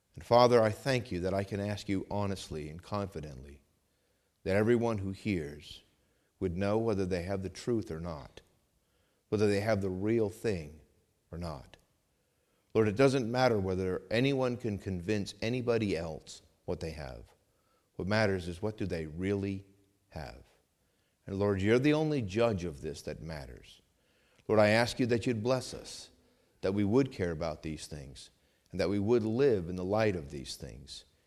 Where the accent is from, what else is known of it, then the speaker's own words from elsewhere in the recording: New England, United States; I grew up in New England